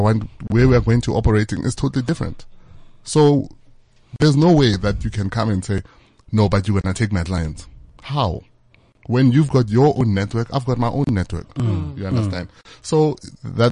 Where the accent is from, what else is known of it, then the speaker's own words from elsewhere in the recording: Bekkersdal, Gauteng, South Africa; Our business is based in Bekkersdal. I'm from Bekkersdal.